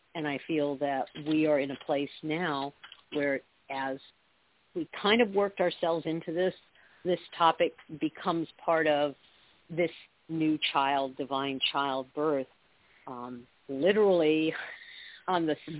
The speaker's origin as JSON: {"language": "English", "region": "Southern California", "country": "United States", "tie": "born or raised there", "said": "I grew up in Southern California"}